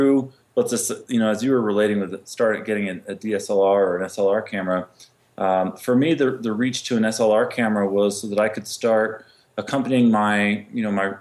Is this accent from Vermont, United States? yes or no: yes; Vermont, United States; moved away as an adult; also born or lived in Connecticut; now in Carbondale, United States; I grew up in Vermont and then Connecticut